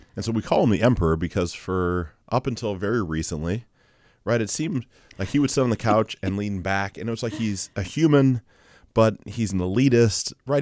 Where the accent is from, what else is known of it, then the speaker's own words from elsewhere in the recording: Mansfield, United States; Mansfield, my hometown